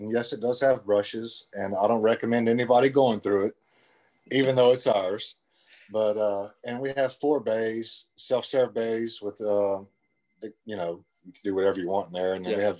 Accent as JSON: {"language": "English", "town": "Lake Charles", "region": "Louisiana", "country": "United States", "said": "I'm from Lake Charles, Louisiana."}